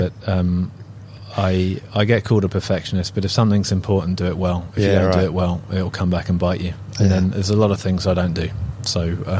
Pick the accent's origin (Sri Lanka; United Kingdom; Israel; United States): United Kingdom; Isle of Wight, South East England; growing up on the Isle of Wight is a pretty small community, and I was a swimmer.